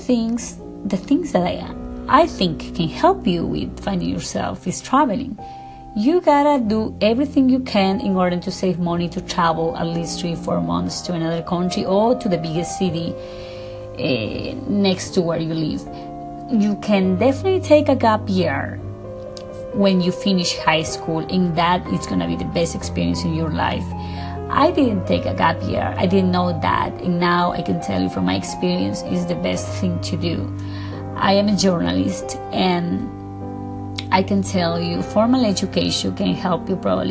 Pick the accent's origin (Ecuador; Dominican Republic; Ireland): Ecuador; English is a second language; now in Beverly Hills, United States